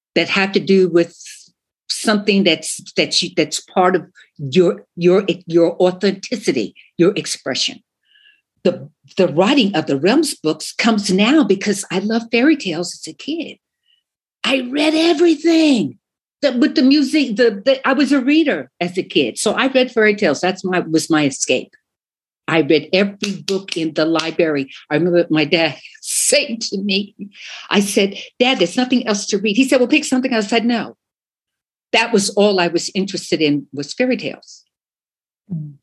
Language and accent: English; Long Island, New York, United States; I'm from Long Island. We were, you know, we had a house on the island, and, in and behind my house, you could see the bay and woods